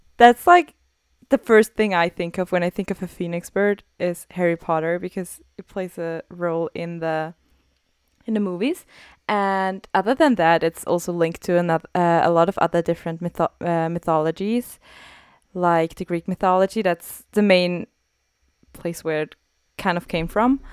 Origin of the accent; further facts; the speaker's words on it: Austria; I'm from Austria